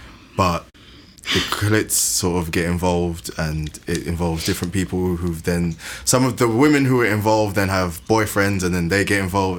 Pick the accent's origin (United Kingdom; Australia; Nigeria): Nigeria; No, I'm Nigerian.